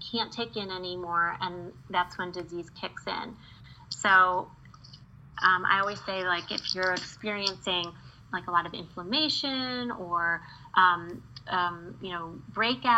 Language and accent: English; Midwest, United States; I grew up in the Midwest